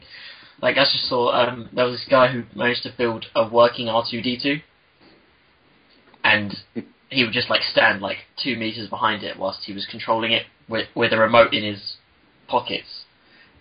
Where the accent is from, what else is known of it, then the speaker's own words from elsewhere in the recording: London, United Kingdom; I'm northeast